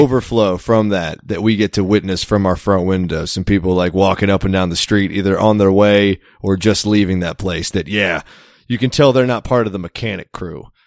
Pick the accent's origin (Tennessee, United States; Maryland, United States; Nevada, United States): Maryland, United States; moved away; I'm from Maryland